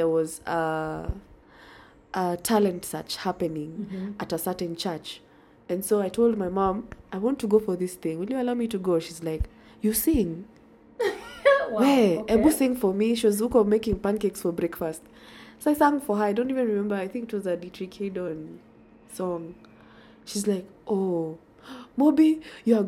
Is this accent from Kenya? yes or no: yes; Nairobi, Kenya; I grew up in Nairobi